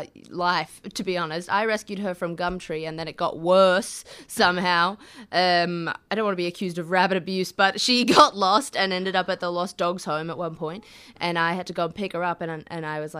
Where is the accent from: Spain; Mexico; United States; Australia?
Australia; Toowoomba, Queensland; in my hometown in Toowoomba